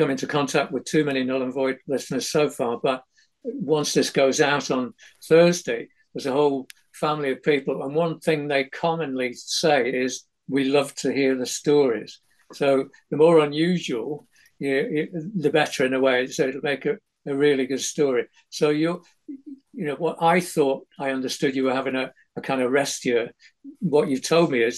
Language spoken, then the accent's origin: English; Manchester, North West England, United Kingdom; also born or lived in Ashton-under-Lyne / Openshaw / Marple Bridge; I was born in Ashton-under-Lyne, but that was where the hospital was. But I lived in Openshaw for the first 9 years of my life. And then we moved out to South Manchester, a place called Marple Bridge